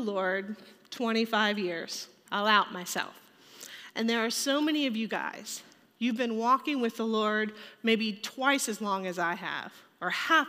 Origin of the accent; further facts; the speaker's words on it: Richmond, Virginia, United States; I grew up in Richmond, Virginia